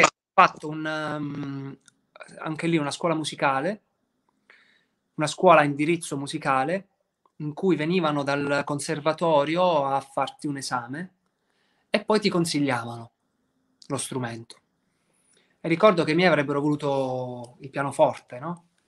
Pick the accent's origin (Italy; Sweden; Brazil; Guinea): Italy; Apulia; da pugliese